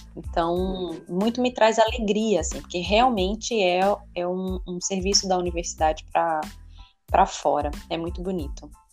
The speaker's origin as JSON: {"language": "Portuguese", "country": "Brazil", "said": "como cidadã, como brasileira"}